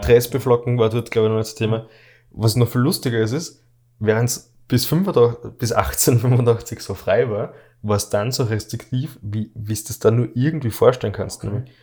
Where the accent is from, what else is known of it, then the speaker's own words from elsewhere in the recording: Austria; bei uns in Österreich